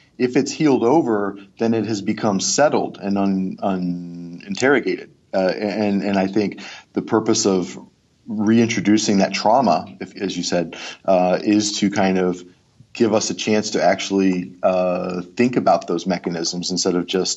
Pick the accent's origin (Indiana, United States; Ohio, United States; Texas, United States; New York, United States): Ohio, United States; Cleveland; also born or lived in Georgia; now in Pennsylvania, United States; I'm from Cleveland